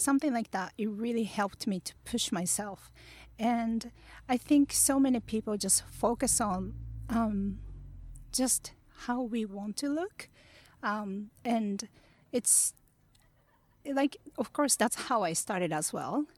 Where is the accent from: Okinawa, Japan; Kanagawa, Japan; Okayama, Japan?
Okayama, Japan; Kurashiki; English is a second language; also born or lived in New York; now in Tokyo, Japan; I was born in place called Kurashiki in Okayama. Um, it's a really peaceful place